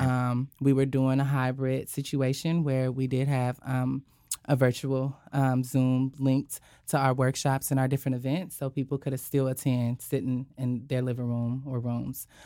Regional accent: Sandy, Utah, United States; moved away as an adult; now in Pacific Northwest, United States; I'm from Sandy City, Utah

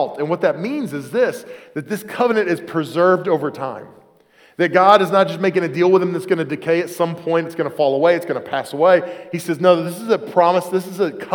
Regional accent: Oklahoma City, Oklahoma, United States; now in Pennsylvania, United States; Where I grew up in Oklahoma City area.

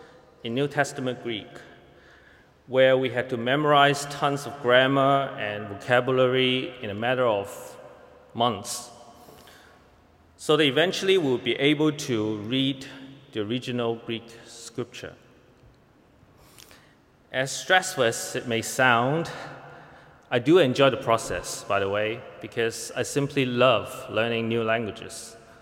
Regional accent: Hong Kong; moved away as an adult; now in Toronto, Canada; I came from Hong Kong to Toronto about 3 years ago when I began my seminary study just across the street at Knox College.

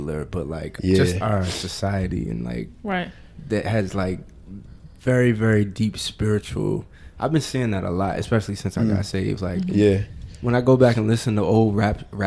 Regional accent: New Jersey, United States; growing up in Jersey

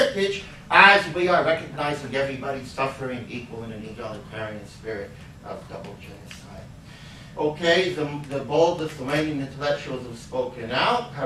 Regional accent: United States; as an American

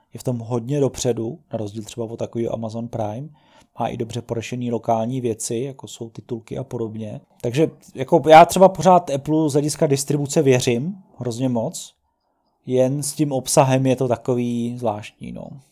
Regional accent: Czechia; jako Čech

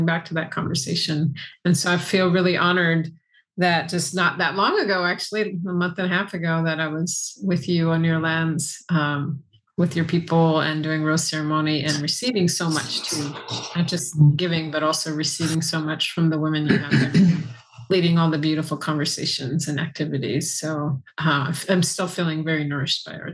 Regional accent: San Francisco Bay Area, California, United States; my brother, and my sister were all raised in the San Francisco Bay Area.

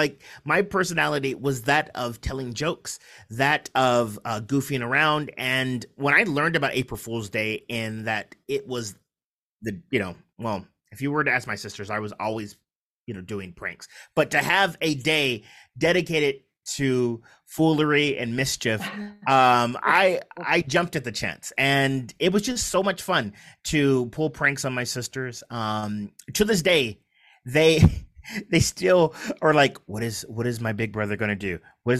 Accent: San Diego, California, United States; also born or lived in Kansas City; So we ended up, I was born in Kansas City, Missouri. We ended up in San Diego.

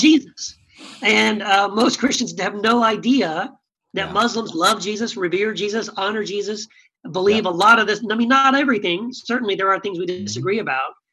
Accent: El Paso, Texas, United States; moved away as an adult; also born or lived in California; this is my hometown. I grew up here.

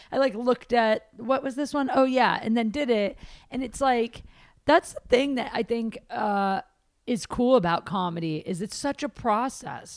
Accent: Midwest, United States; I'm from the Midwest.

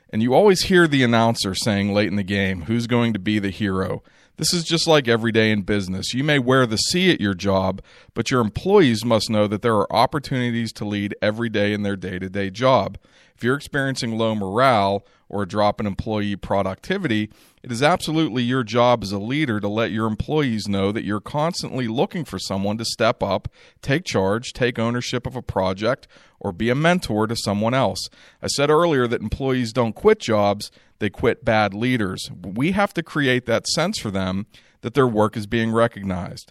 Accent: Pittsburgh, Pennsylvania, United States; I'm from Pittsburgh

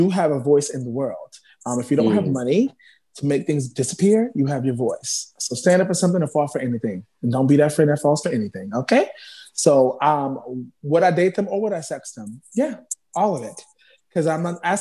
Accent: New York City, New York, United States; now in Bronx, United States; I'm representing the Bronx now, even though I'm from Harlem.

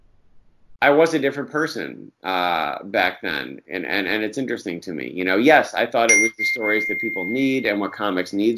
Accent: Central New York, United States; I'm from Central New York

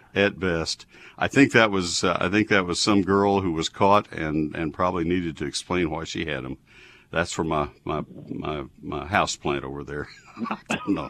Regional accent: Brazos County, Texas, United States; moved away; Brazos County, my hometown originally

